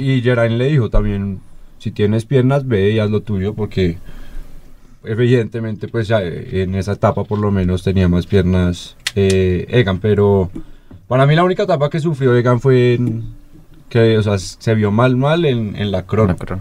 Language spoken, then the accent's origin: Spanish; Colombia; para nosotros como colombianos